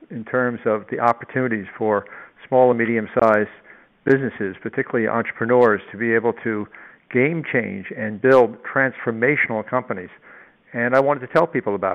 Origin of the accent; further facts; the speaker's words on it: New York City, New York, United States; also born or lived in Long Island; I was born and brought up in New York City, and I lived out on Long Island